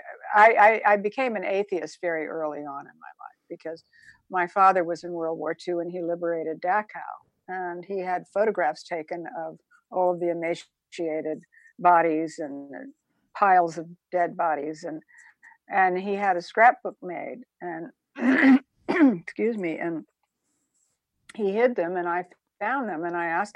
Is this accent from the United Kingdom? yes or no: no; Savannah, Georgia, United States; also born or lived in Statesboro, Georgia; my mother was from Savannah, Georgia, and I was born in Savannah, Georgia